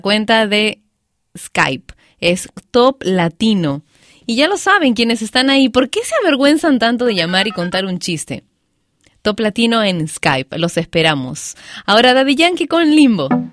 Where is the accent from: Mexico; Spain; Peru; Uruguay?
Peru; mi país, Perú